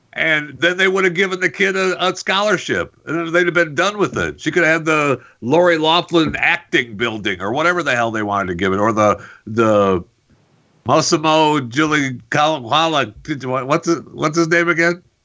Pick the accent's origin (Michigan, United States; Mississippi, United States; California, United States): Michigan, United States; Saginaw; I'm from you know I was born in Saginaw